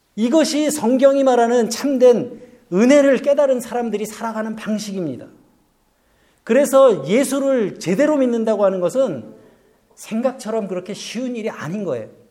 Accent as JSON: {"language": "Korean", "country": "South Korea", "moved": "yes"}